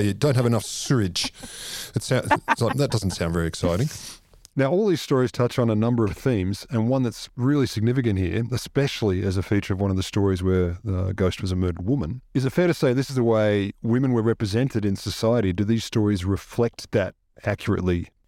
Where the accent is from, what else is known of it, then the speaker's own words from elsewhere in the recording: Australia; I'm an Australian.